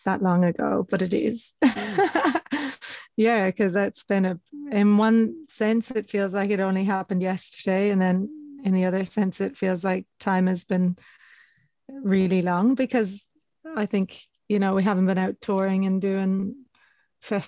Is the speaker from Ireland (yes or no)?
yes; Ireland; now in Australia; I'm Irish, but I'm abroad